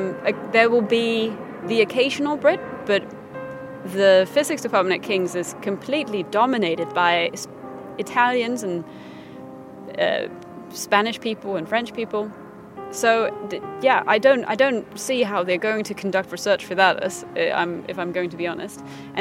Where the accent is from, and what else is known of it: Denmark; English is a second language; now in London, United Kingdom